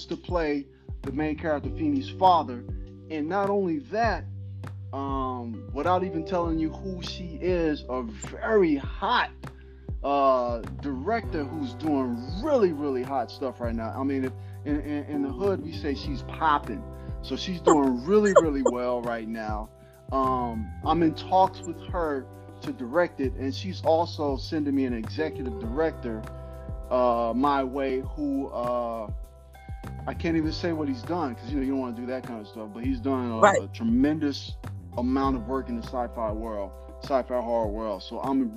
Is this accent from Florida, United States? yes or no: yes; Jacksonville, Florida, United States; also born or lived in Elmhurst, New York / New York / Orlando, Florida; I grew up in Jacksonville, Florida, kind of off and on. I was there, and then I'll go back to New York, just for the summers until I graduated high school